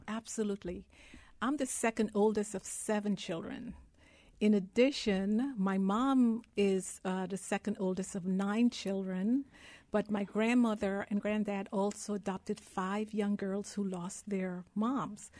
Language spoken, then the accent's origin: English; Guyana; now in United States; I was born in Guyana, South America. I grew up in a country of the size of Rhode Island, less than a million people.